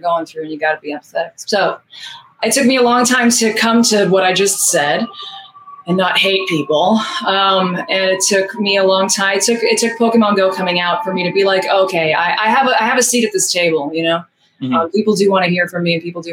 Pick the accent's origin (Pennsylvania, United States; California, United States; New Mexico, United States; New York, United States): New York, United States; New York City; my hometown where I was born and raised in Queens